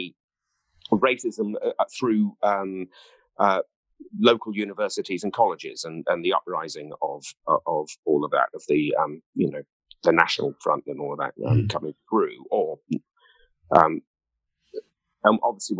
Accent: Ringwood, South East England, United Kingdom; I come from the south of England. I come from Hampshire, a place called Ringwood.

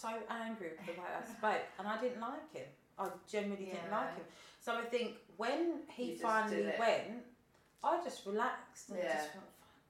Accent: London, United Kingdom; I was brought up in South East London

